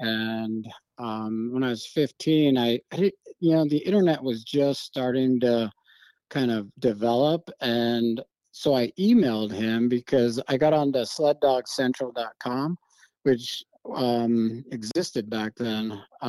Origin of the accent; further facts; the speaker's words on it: Germany; growing up in Germany, you know, the wilderness is few and far between, you know, there's a lot of people in Europe.